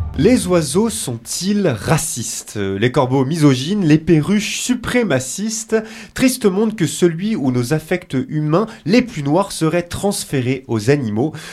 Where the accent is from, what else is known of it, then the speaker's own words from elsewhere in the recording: France; chez nous en France